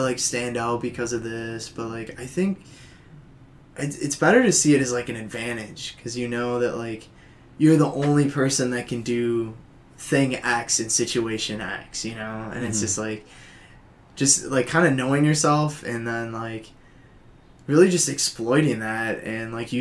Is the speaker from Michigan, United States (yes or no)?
no; Oshkosh, Wisconsin, United States; moved away as an adult; now in Madison, United States; I'm from Oshkosh, so it's, like, hour and a half away